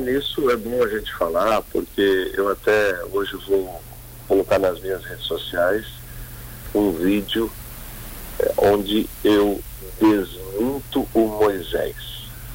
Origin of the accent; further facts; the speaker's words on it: Criciúma, Santa Catarina, Brazil; also born or lived in Joinville; Eu morei muito tempo em Criciúma, mas em sessenta e oito o papai veio morar em Joinville. Eu nasci em setenta e depois de setenta e seis eu fui morar em Criciúma